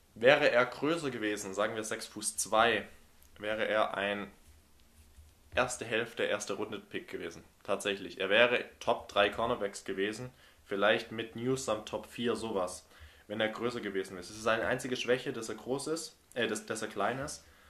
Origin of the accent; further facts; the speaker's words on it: Germany; als äh, Deutsche